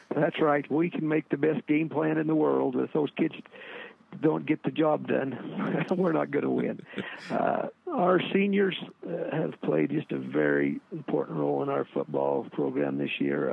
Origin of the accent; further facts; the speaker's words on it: Texas, United States; now in Vermont, United States; growing up in Texas